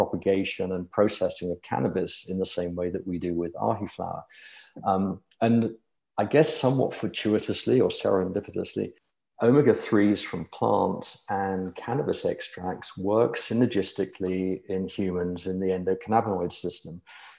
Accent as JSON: {"language": "English", "country": "United Kingdom", "tie": "born there", "moved": "as an adult", "lives_now": "United States", "said": "But yes, I'm a Brit by birth. And in my early 30s, I moved to the US."}